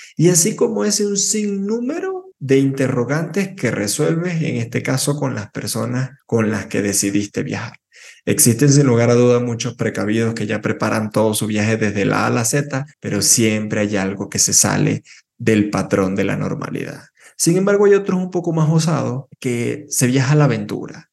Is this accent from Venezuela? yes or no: yes; Venezuela; moved away; nací en Venezuela